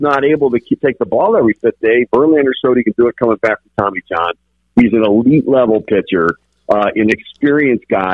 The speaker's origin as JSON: {"language": "English", "town": "Detroit", "region": "Michigan", "country": "United States", "tie": "born or raised there", "said": "I grew up in Detroit, so I watched the Tigers a lot"}